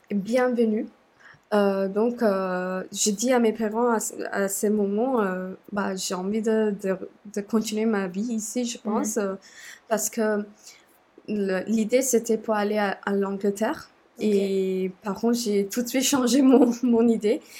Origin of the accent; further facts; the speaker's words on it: Sri Lanka; French is a second language; moved away as an adult; now in France; je viens du Sri Lanka, euh, j'ai 27 ans et depuis, euh, euh, je suis en France